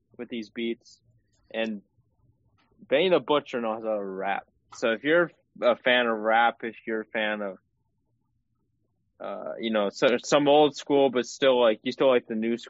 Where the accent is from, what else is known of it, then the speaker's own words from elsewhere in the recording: Michigan, United States; We're both from Michigan